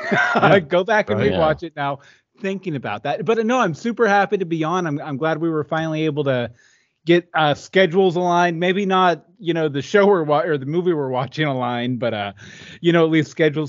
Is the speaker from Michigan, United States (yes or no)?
no; Houston, Texas, United States; born there; also born or lived in Virginia / West Virginia / Ohio / Pennsylvania; I was born in Houston, lived in Virginia, West Virginia, Ohio, Pennsylvania, Georgia, Florida, and Los Angeles 3 times.